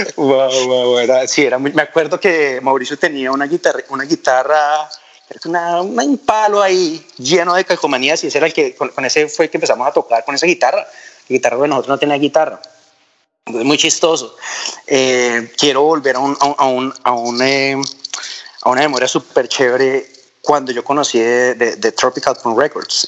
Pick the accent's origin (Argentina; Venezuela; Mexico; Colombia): Colombia; Villavicencio, Meta; así crecí en Villavicencio